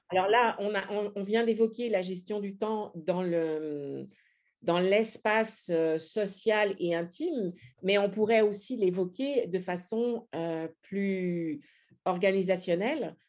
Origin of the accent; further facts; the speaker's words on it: France; moved away; en tant que Français